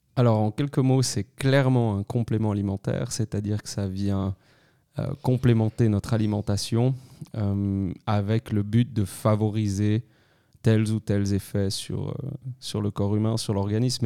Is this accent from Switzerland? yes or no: yes; Crans-Montana, Valais, Switzerland; also born or lived in Lausanne; je suis né en 1990 à Cran-Montana. Je suis valaisan d'origine